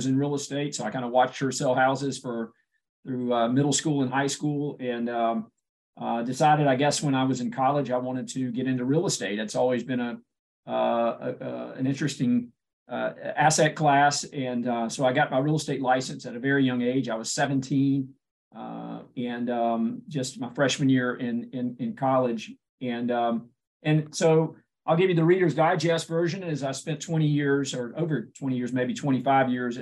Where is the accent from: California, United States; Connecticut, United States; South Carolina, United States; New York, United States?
South Carolina, United States; Spartanburg; my hometown of Spartanburg, South Carolina